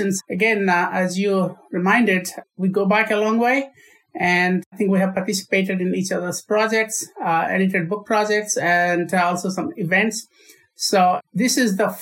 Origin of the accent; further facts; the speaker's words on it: Orissa, Odisha, India; moved away as an adult; also born or lived in Perth, Australia; I grew up in India, on the east coast of India, in the state of Orissa